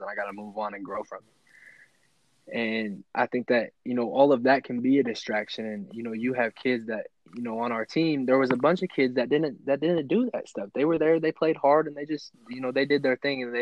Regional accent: Nebraska Panhandle, United States; Me, you and T, you know, we're coming together from Nebraska, from the Panhandle

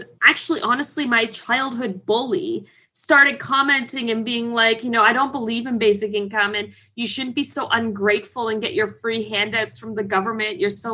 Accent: Canada; also born or lived in Hamilton, Ontario; as a Canadian

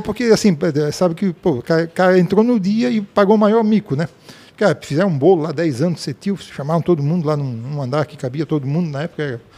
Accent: Blumenau, Santa Catarina, Brazil; sou nascido em Blumenau, em 1961

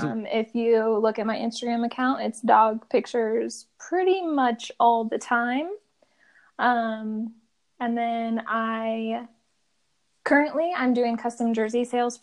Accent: Madrid, Iowa, United States; moved away as an adult; now in Urbandale, United States; I'm from Madrid, just 30 miles ish north of Des Moines.

